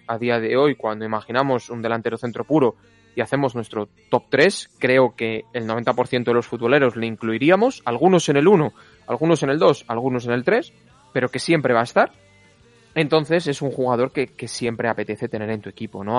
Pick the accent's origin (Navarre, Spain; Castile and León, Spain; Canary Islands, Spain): Castile and León, Spain; Valladolid; al Valladolid de mi ciudad natal